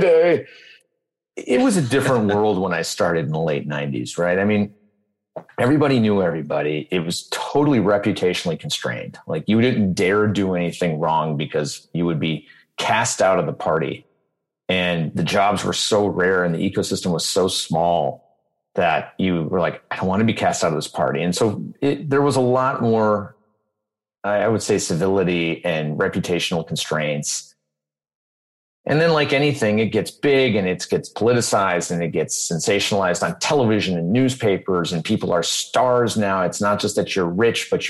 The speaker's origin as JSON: {"language": "English", "town": "Detroit", "region": "Michigan", "country": "United States", "tie": "born or raised there", "moved": "yes", "said": "I grew up in Detroit."}